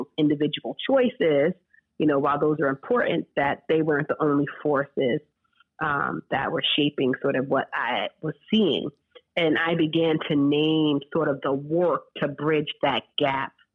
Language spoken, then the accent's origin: English; Rockland County, New York, United States; now in St. Louis, United States; I grew up in Rockland County, New York